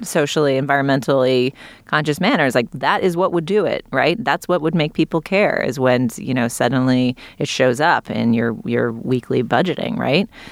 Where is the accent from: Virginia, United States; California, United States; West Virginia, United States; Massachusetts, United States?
Massachusetts, United States; Boston; I grew up in New England, in Boston